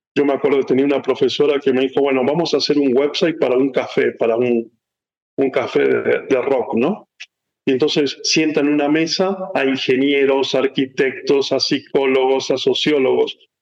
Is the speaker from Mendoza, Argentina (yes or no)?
yes; San Rafael, Mendoza, Argentina; moved away as an adult; also born or lived in Chile / Miami, United States / Mexico; now in United States; nací en Argentina, en una ciudad llamada San Rafael, que es un pueblito, una ciudad eh, importante de, Mendoza. Ahí nací, eh, em, ahí me crié